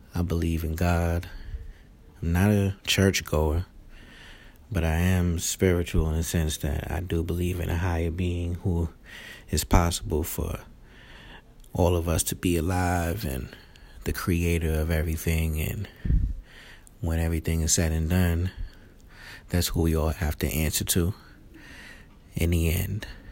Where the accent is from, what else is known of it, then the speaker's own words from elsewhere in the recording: New York City, New York, United States; I'm from Queens, New York